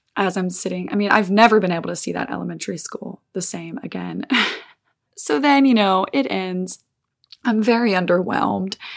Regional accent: Olive Branch, Mississippi, United States; now in California, United States; I spent some time in my hometown in Olive Branch, Mississippi, good old Southern America.

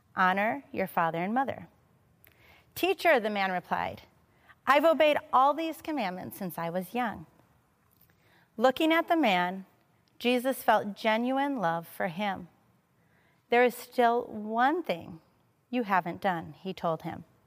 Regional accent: Madison, Wisconsin, United States; moved away; I'm originally from Madison. I was born here. I grew up here

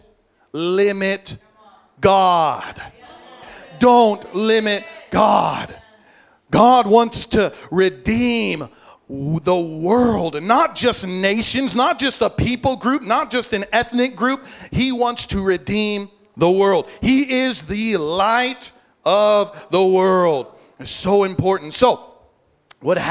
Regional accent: Illinois, United States; now in Hawaii, United States; I grew up in Illinois.

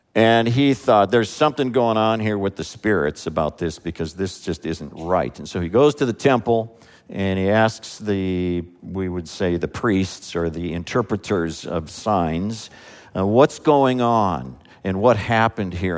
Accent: United States; as an American

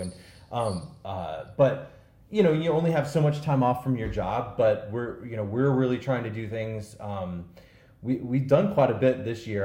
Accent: St. Louis, Missouri, United States; some dude from St. Louis that you know is 40 years old

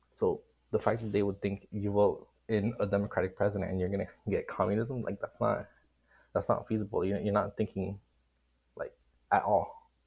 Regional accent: Miami, Florida, United States; I'm from Miami, Florida. I'm a Cuban American.

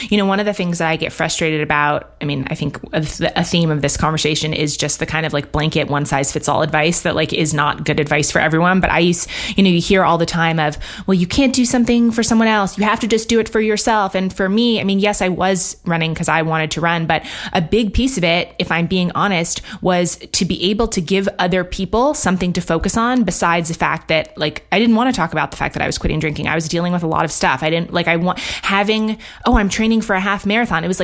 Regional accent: New York, United States; also born or lived in London, United Kingdom; And I grew up in New York, actually, and in London. And so was in big cities

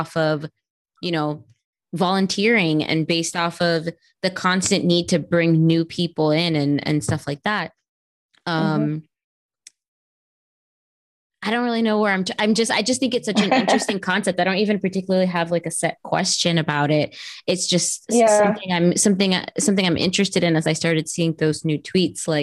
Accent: Miami, Florida, United States; that's like my hometown

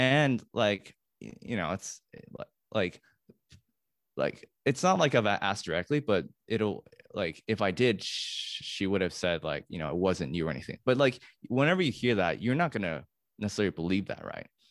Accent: California, United States; moved away as an adult; now in New York City, United States; I grew up in California

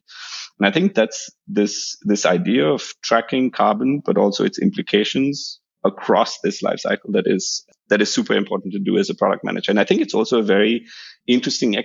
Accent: India; moved away; I come from India

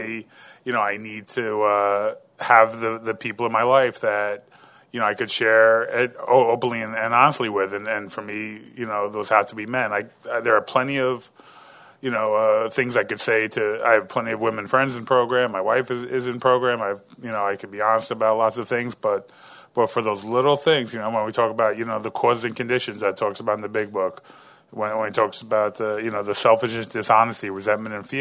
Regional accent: New York, United States; I'm from New York

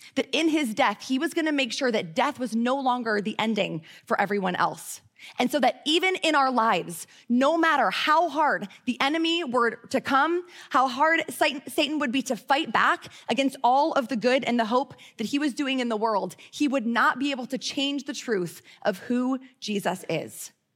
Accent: Midwest, United States; moved away as an adult; now in Charlotte, United States; I grew up in the Midwest, and I came to Charlotte to teach kindergarten

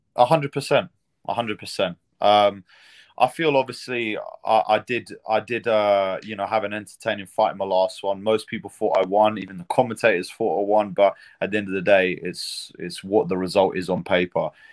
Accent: United Kingdom; being a British fighter

